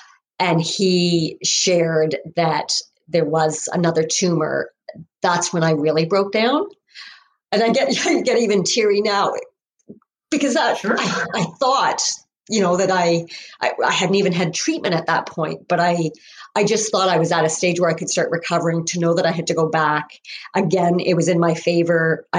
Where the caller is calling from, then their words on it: Ontario, Canada; I am coming from Ontario, Canada.